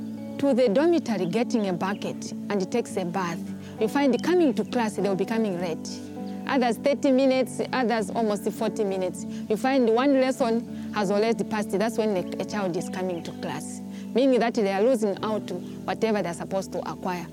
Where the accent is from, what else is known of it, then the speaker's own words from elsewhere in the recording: Zambia; I'm 18 years of age, and I come from Zambia.